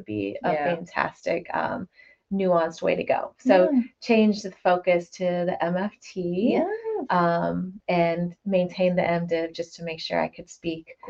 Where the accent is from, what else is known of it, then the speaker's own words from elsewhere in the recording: Oldham County, Kentucky, United States; also born or lived in Milwaukee, Wisconsin / Georgia; moved to Kentucky at 10 years old. So I've been here for 20, 30 years now, so it's been quite a bit. So I consider myself from here